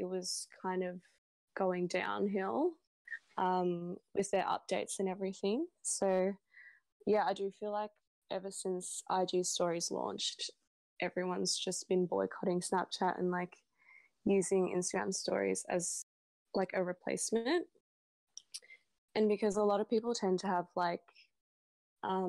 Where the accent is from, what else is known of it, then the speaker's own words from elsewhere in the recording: Melbourne, Victoria, Australia; I was born in Melbourne, Australia.